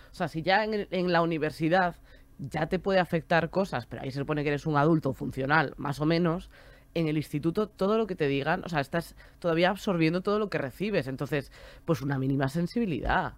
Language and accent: Spanish; Galicia, Spain; moved away as an adult; now in Madrid, Spain; Yo me quería venir a vivir a Madrid, que además yo soy de Galicia.